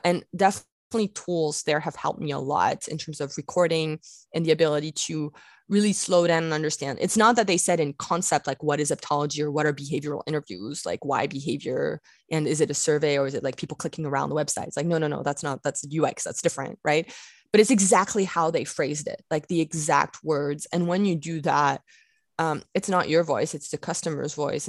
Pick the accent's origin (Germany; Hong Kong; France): France; moved away; I grew up in France